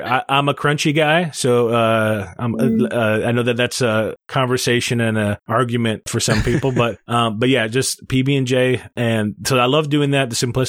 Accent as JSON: {"language": "English", "town": "Cleveland", "region": "Ohio", "country": "United States", "tie": "born or raised there", "said": "I grew up in Cleveland"}